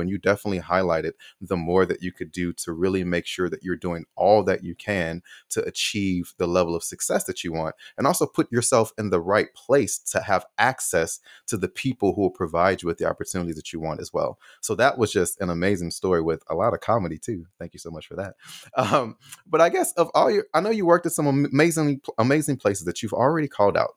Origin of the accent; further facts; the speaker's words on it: Chicago, Illinois, United States; I'm from Chicago